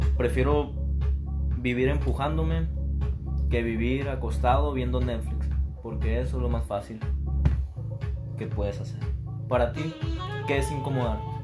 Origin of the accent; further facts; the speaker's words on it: Hermosillo, Sonora, Mexico; Soy de Hermosillo, Sonora. Siempre he vivido aquí.